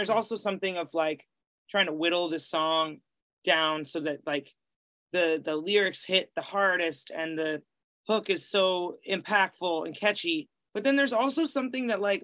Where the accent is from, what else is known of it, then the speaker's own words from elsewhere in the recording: Greenfield, Massachusetts, United States; moved away; also born or lived in Boston, Massachusetts; I grew up in Western Massachusetts